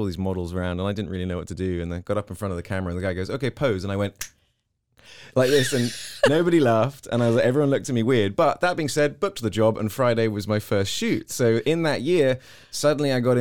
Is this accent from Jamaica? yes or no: no; South East England, United Kingdom; moved away as an adult; also born or lived in Hong Kong; now in Texas, United States; I was born in Hong Kong. I moved when I was five to the UK, and then I sort of finished school. Up until 18, living in the southeast of England.